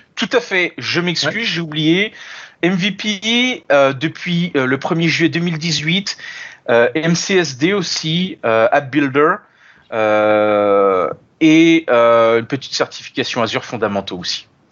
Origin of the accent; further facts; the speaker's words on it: France; moved away as an adult; now in Montreal, Canada; originellement, euh, je suis français, je suis né en France et j'ai immigré en 2014 au Canada